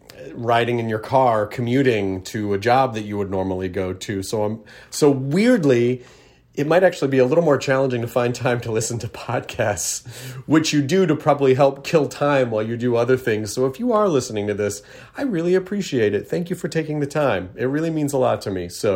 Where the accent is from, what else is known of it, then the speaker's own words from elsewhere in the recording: Tennessee, United States; I never said y'all when I was younger growing up in Tennessee, but it has found its way into my vernacular. So I don't know why. I don't sound Southern, but then the y'all just creeps out.